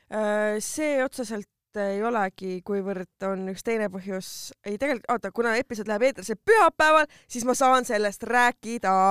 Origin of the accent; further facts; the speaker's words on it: Tallinn, Harju County, Estonia; ma olen Lasnamäelt